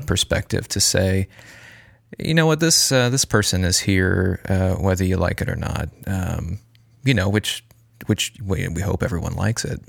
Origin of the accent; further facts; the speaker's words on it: United States; as American consumers, we are brought up